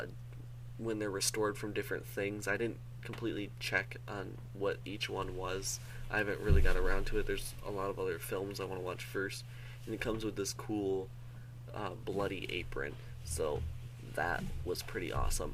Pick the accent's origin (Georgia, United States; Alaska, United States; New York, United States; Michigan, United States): Michigan, United States; also born or lived in Seattle, Washington, United States; I live in Michigan. I'm originally from Seattle. I moved here when I was like 6 or 7 years old